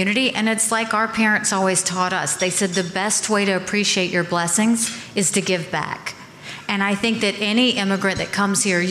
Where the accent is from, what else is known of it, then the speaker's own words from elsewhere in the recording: Bamberg, South Carolina, United States; I was born in South Carolina